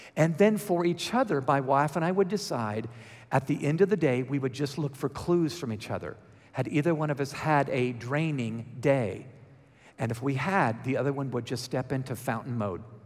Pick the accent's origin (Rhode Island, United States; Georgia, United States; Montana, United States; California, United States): Georgia, United States; accent: Georgia; my Georgia accent